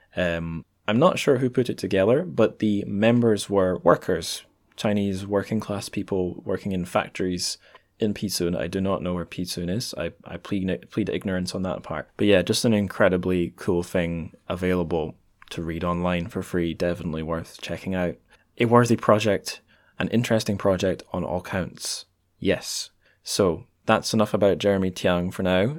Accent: Dundee, Scotland, United Kingdom; also born or lived in Edinburgh; I'm back in my hometown of Dundee, recording this in my mum's dining room

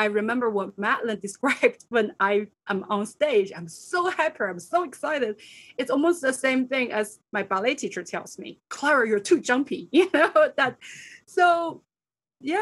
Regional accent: China; now in New York, United States; I grew up in Asia, in China

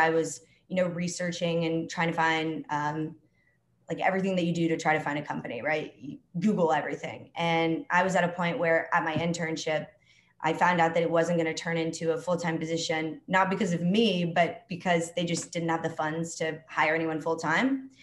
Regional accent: Dallas, Texas, United States; moved away as an adult; also born or lived in Alabama; now in Atlanta, United States; I'm from Dallas, Texas, originally.

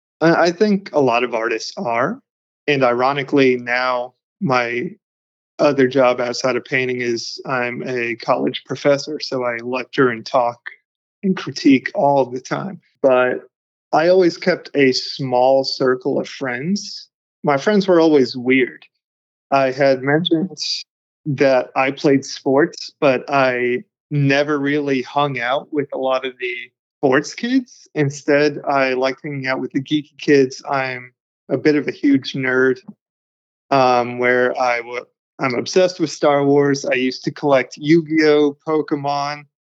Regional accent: Charlotte, North Carolina, United States; also born or lived in Kansas City, Kansas; So I grew up most of the time in North Carolina. I say Charlotte is my hometown, but I originally grew up a little bit in Kansas City, Kansas, which was a bit of a weird experience.

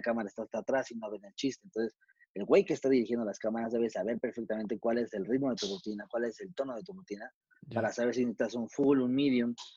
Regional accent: Mexico

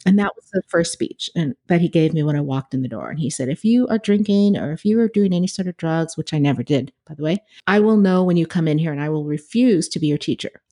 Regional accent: California, United States; I grew up in California, so we didn't have an air conditioner in my house

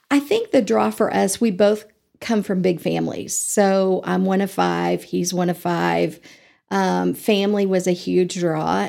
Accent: Eastern Nebraska, United States; moved away as an adult; now in Amarillo, United States; I grew up in Nebraska and, um, I'm a farm girl, uh, Eastern Nebraska

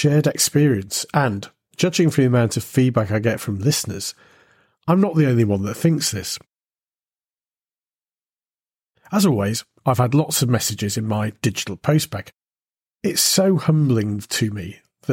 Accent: United Kingdom; growing up in Britain during the 1970s

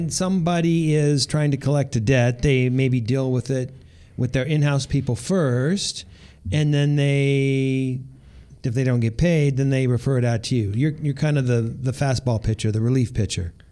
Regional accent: East Coast, United States; moved away as an adult; I grew up on the East Coast and I went to college uh, across the street from

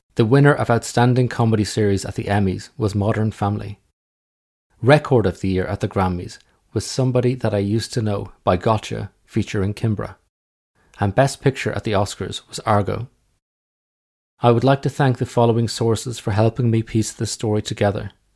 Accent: Ireland; now in England, United Kingdom; I'm just an Irish guy living in England

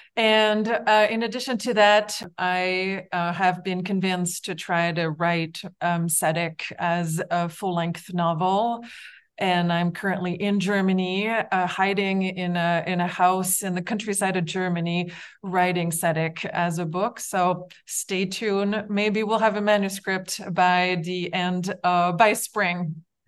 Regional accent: Quebec City, Quebec, Canada; my hometown of Quebec City

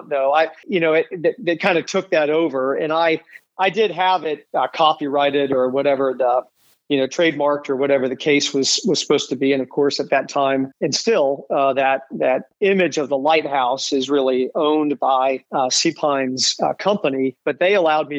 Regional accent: Dayton, Ohio, United States; moved away as an adult; now in Hilton Head, United States; I came out of the Midwest, out of Ohio, born and raised in Dayton, Ohio

